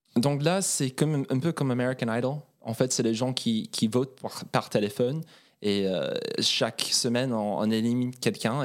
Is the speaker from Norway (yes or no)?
yes; Oslo, Norway; French is a second language; also born or lived in Paris; now in France; À Oslo, j'ai grandi à Oslo